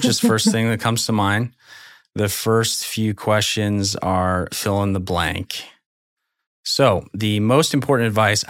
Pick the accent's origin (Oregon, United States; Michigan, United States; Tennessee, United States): Oregon, United States; Portland; I'm from Portland, Oregon.